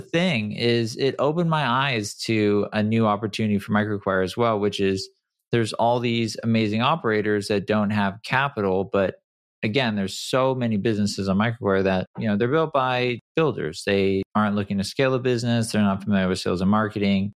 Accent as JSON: {"language": "English", "town": "San Clemente", "region": "California", "country": "United States", "tie": "born or raised there", "also_born_or_lived": "Detroit, Michigan", "said": "I grew up in Detroit. I moved to San Clemente when I was, you know, like, five"}